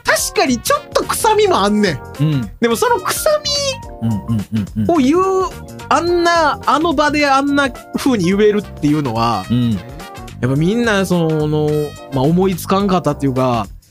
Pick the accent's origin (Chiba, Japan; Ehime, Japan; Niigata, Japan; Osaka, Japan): Osaka, Japan; 僕は大阪人